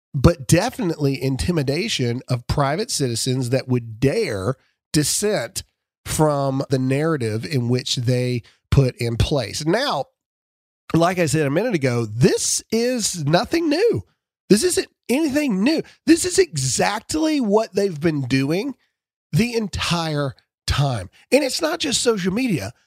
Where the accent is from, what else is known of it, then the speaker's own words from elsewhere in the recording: Mississippi, United States; I'm from Mississippi